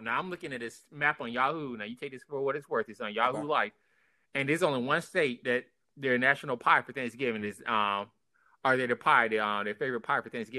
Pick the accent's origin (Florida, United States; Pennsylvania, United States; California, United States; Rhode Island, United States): Florida, United States; North; I grew up in North Florida.